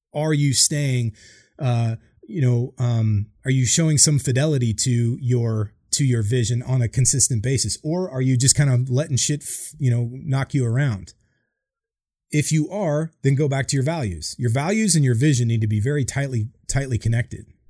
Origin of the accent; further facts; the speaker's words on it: Boise, Idaho, United States; moved away as an adult; I grew up in Boise, Idaho, like nowhere town